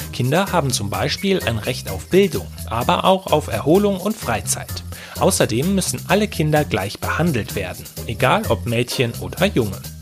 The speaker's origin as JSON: {"language": "German", "country": "Germany", "said": "Bei uns in Deutschland"}